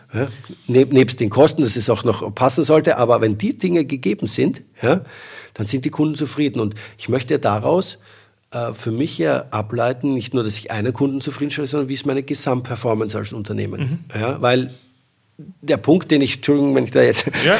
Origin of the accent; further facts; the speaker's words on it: Austria; Ich bin ja Österreicher